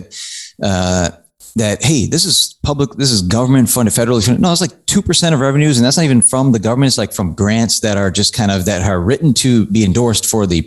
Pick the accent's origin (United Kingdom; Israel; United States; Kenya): United States; Chicago, Illinois; also born or lived in New York area; now in New York, United States; I'm from Chicago area, live in New York area now